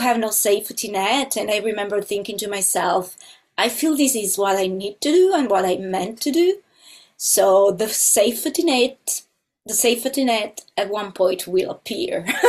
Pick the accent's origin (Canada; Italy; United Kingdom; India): Italy; moved away as an adult; now in Los Angeles, United States; I'm originally from Italy, and uh, but now I live in Los Angeles